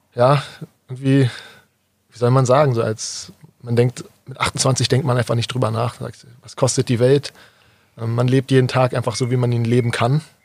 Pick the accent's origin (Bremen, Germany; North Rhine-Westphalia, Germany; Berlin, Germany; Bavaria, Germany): Berlin, Germany; moved away as an adult; now in Kirchheim unter Teck, Germany; komme gebürtig aus Berlin